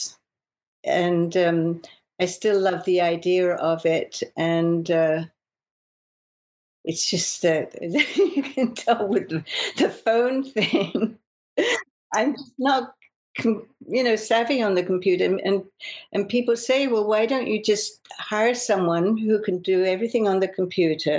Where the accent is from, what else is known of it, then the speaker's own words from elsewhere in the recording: London, United Kingdom; moved away as an adult; now in Los Angeles, United States; Growing up in England and working in England